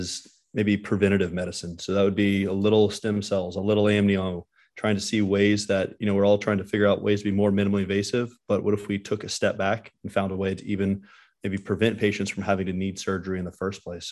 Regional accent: Dallas, Texas, United States; also born or lived in Miami, Florida / Philadelphia; I grew up in Dallas, which is the same city I'm practicing in now.

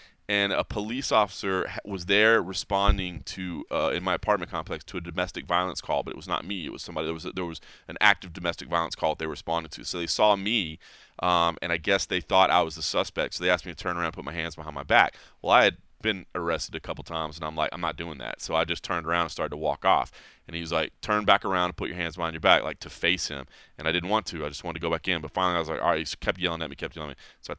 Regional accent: DeSoto, Texas, United States; I had a couple run-ins with the local police where I grew up in DeSoto, Texas.

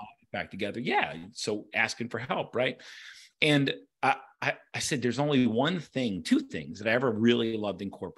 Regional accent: Baltimore, Maryland, United States; I grew up, I'm a Baltimorean. I grew up in Baltimore.

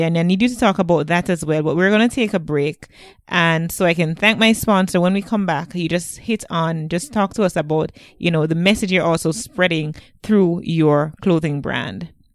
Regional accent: Jamaica; I'm from Jamaica

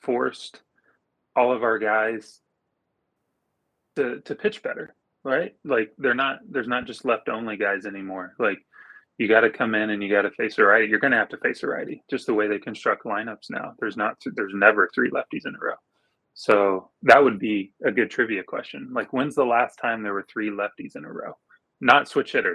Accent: Oklahoma, United States; I grew up in Oklahoma. I still live in Oklahoma

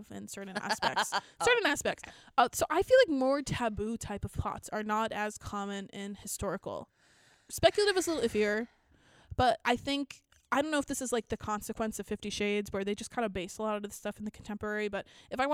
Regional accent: the Poconos, Pennsylvania, United States; now in upstate New York, United States; I'm from the Poconos

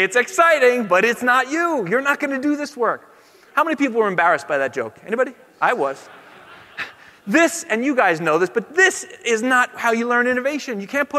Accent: California, United States; I'm from the Bay Area, so legally I have to be a Democrat or they kick you out, right?

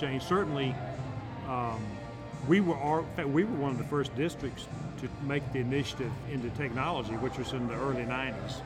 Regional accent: Tryon, North Carolina, United States; also born or lived in Florida; now in Rock Hill, United States; originally from Tryon, North Carolina

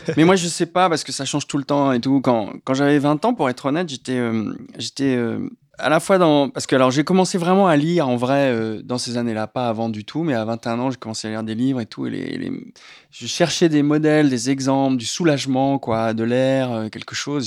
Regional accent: La Rochelle, Nouvelle-Aquitaine, France; moved away; J'ai grandi à La Rochelle

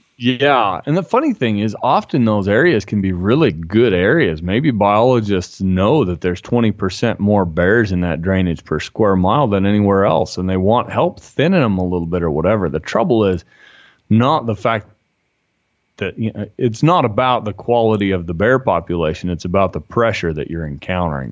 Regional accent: Utah, United States; I'm from Utah

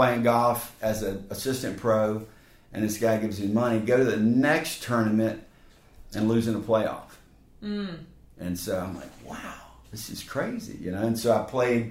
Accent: Raleigh, North Carolina, United States; I was born in Raleigh

